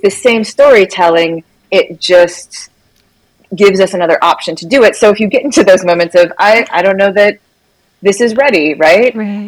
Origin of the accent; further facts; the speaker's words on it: Minnesota, United States; also born or lived in Missouri; now in Washington, United States; I grew up in Minnesota